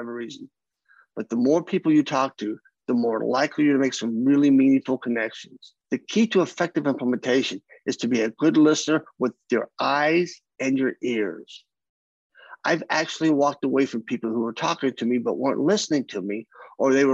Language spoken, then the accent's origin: English; Kentucky, United States; accent: Southern; moved away; I'm from the South. I grew up in Kentucky most of my life.